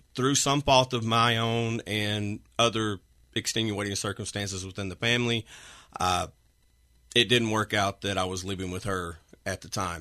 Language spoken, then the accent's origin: English; Arkansas / Texas, United States; now in Washington, Pennsylvania, United States; I'm originally from Arkansas